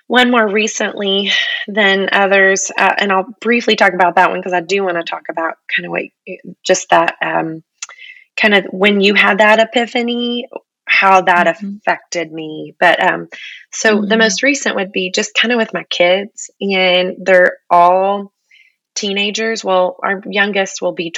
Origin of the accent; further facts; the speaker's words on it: Texas, United States; I'm a Texan through and through